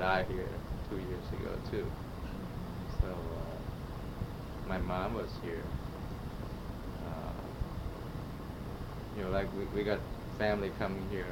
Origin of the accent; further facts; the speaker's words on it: Thailand; now in St. Louis, United States; We sort of Thai American